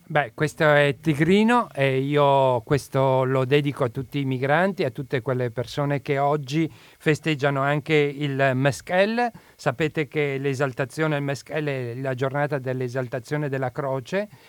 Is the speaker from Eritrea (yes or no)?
yes; Asmara, Eritrea; now in Italy; Io provengo dal Corno d'Africa